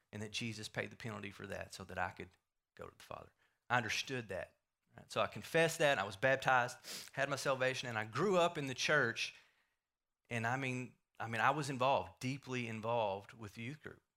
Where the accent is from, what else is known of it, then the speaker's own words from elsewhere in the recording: Wills Point, Texas, United States; I grew up here in Wills Point, um, born and raised in Wills Point.